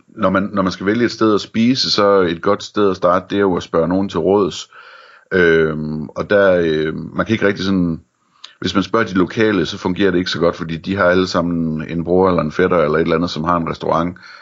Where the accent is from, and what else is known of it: Denmark